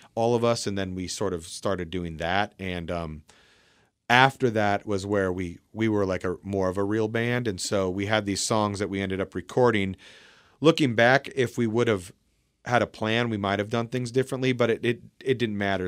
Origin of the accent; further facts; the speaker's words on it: Port Angeles, Washington, United States; We grew up in Port Angeles